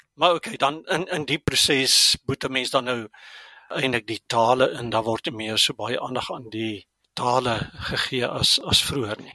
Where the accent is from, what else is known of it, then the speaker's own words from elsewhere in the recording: Germiston, Gauteng, South Africa; first language Afrikaans; moved away as an adult; also born or lived in Stellenbosch / Pretoria (Centurion); now in Centurion, South Africa; ek het groot geword in Germiston aan die Oosrand, maar toe is ek Stellenbosch toe.